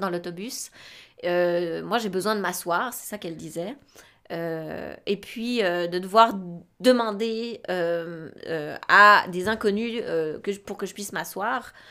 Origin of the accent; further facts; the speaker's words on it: Romandy, Switzerland; moved away as an adult; now in Quebec, Canada; je suis née en Suisse. Euh, j'ai fait en Suisse un, bac en travail social